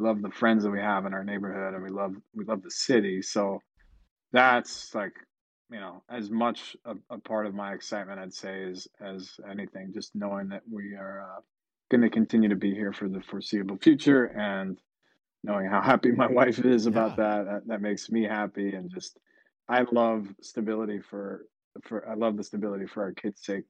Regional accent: New Hampshire, United States; now in Philadelphia, United States; I grew up in New Hampshire

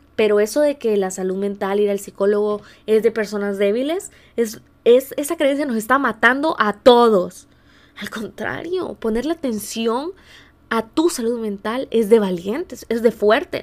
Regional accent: San Miguel, El Salvador; now in San Diego, United States; En El Salvador, en el país de donde, de donde yo soy, aunque ahora mismo estoy en California, en San, Diego.

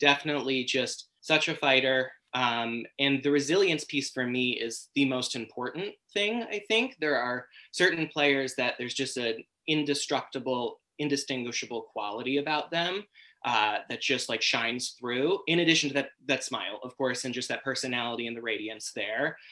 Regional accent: United States; also born or lived in Europe; as an American.

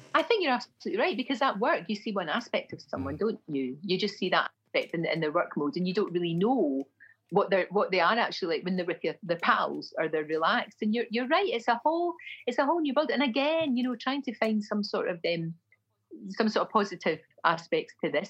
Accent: Glasgow, Scotland, United Kingdom; accent: Glasgow; moved away; My accent was offensive, my Glasgow accent.

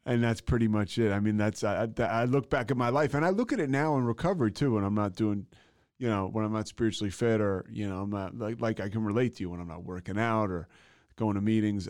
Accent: outside of Philadelphia, Pennsylvania, United States; I'm from uh, outside of Philadelphia, like. Uh, oh. Yeah, yeah, Bryn Mawr, Villanova, that area

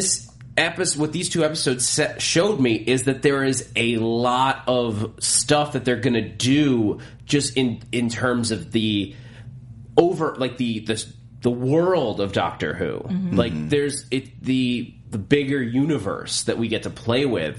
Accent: United States; accent: American; we're American

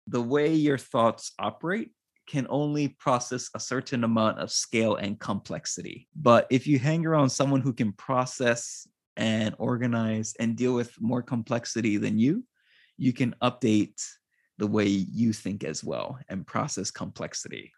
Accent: Hawaii, United States; moved away as an adult; now in Japan; I'm originally from Hawaii

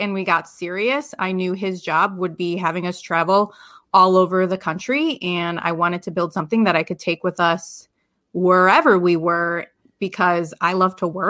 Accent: Chicago, Illinois, United States; moved away as an adult; So when I graduated from college, I moved to Las Vegas from the Chicagoland area.

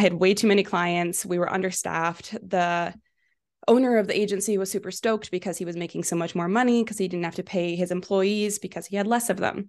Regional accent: Vancouver, British Columbia, Canada; now in Kelowna, Canada; I grew up in Vancouver, so I moved to Kelowna when I was eighteen for school at U B C Okanagan

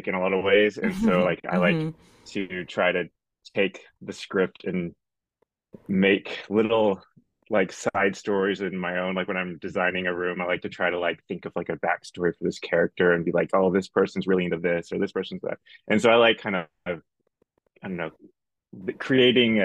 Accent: Texas, United States; now in Arizona, United States; I'm originally from Texas. I live now in Arizona.

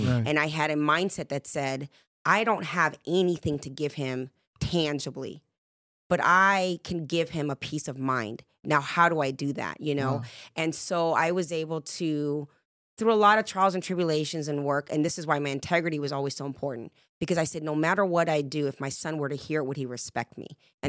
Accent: England, United Kingdom; born there; also born or lived in Jamaica; And I say, well, I'm Jamaican and British. And every time you put that together, you get a Puerto Rican from Brooklyn. Because everybody thinks I'm from the East Coast as well. And I was actually born in England.

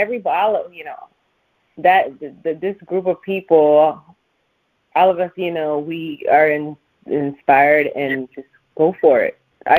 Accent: Canada; now in Toronto, Canada; I'm working with a Canadian producer, Derek Brin from my hometown.

